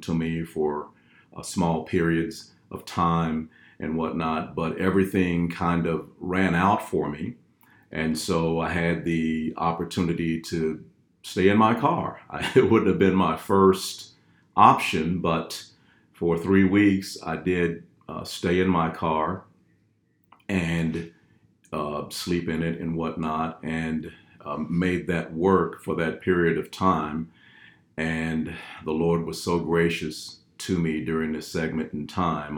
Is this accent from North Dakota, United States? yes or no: no; Fort Worth, Texas, United States; moved away; originally from Fort Worth, Texas, born, bred, and fed